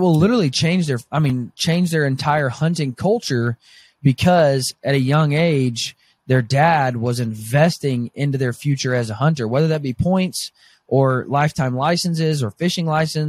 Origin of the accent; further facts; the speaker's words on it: Arkansas, United States; moved away as an adult; also born or lived in Oklahoma; now in Kansas, United States; I grew up in Arkansas, went to college in Oklahoma. Now I live in Kansas.